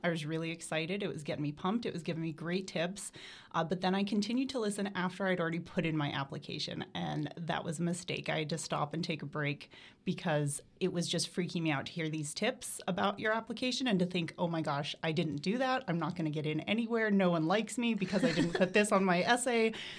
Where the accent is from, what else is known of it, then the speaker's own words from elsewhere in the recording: Toronto, Ontario, Canada; also born or lived in Silver City, United States / California, United States; now in Florida, United States; I'm originally from Toronto, Ontario, but I've lived all over, so I like to think that I have a lot of hometowns.